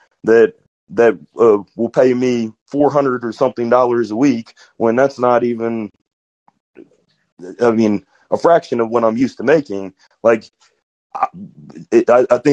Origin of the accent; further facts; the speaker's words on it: Georgia, United States; moved away as an adult; now in Kansas City, United States; I grew up in Georgia to like my 20s